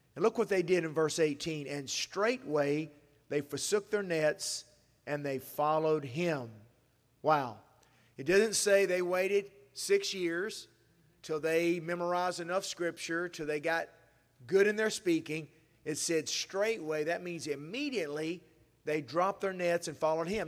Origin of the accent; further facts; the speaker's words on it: Asheville, North Carolina, United States; I disciple people back in my hometown when I'm in Asheville